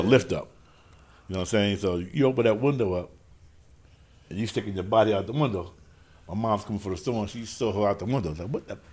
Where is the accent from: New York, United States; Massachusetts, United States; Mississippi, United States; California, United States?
New York, United States; New York City; we from 40 projects. That's in South Jamaica, Queens. Born and raised right there in the hood, right in 40